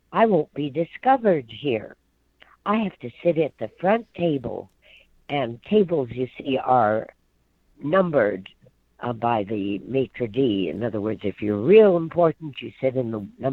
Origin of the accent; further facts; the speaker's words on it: Bismarck, North Dakota, United States; moved away as an adult; also born or lived in New York; I'm from Bismarck, North Dakota, and I'm a dancer and singer and an actress.